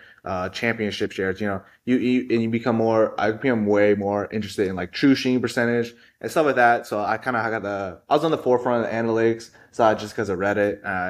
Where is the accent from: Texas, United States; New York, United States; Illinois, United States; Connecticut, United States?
Texas, United States; Houston; born and raised in Houston, Texas.